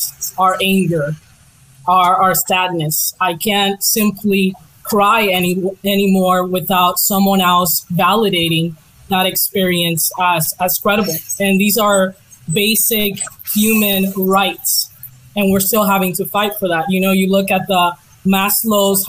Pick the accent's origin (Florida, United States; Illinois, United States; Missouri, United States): Missouri, United States; I grew up in Missouri